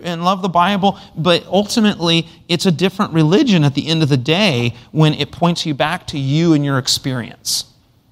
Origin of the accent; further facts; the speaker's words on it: United States